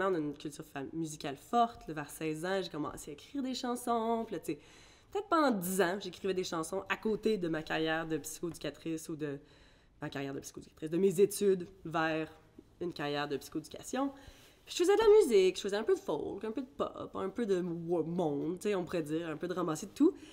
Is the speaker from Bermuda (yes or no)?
yes; Bermuda; born there; quand je retournais à mes sources, finalement, je suis née aux Bermudes.